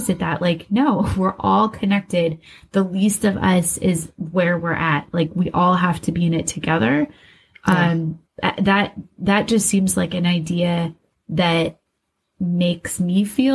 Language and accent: English; West Des Moines, Iowa, United States; growing up in West Des Moines, Iowa, you and I both worked at Hy-Vee